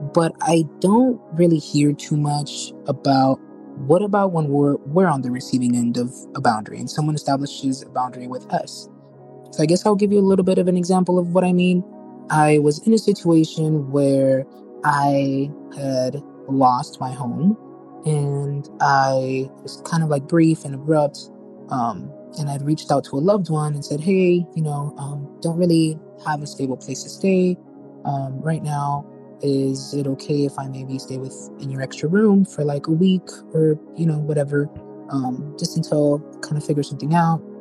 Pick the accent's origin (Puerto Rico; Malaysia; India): Puerto Rico; I'm from Puerto Rico